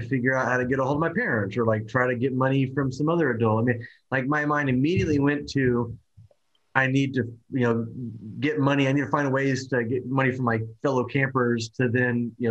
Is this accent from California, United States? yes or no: no; Oklahoma, United States; I'm from Oklahoma